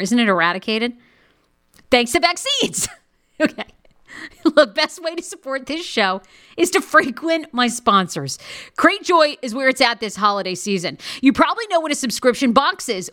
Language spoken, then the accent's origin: English; Maine, United States; moved away; I grew up in Maine with a bunch of rednecks that look like this.